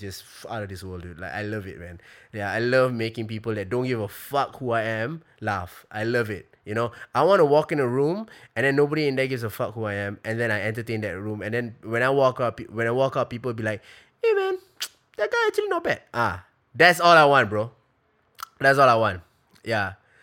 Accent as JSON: {"language": "English", "country": "Singapore", "tie": "born or raised there", "said": "I'm Singaporean, we grew up in Singapore"}